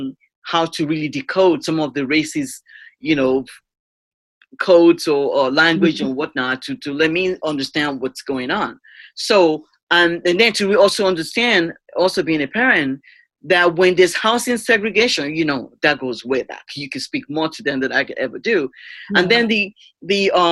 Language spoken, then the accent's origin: English; Nigeria; moved away; me being a Nigerian immigrant